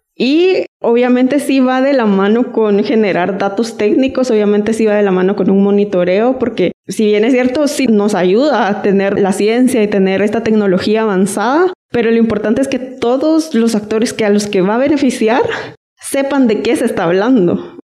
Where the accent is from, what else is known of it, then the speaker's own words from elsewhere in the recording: Guatemala; tenemos tanta agua todos como país, como guatemaltecos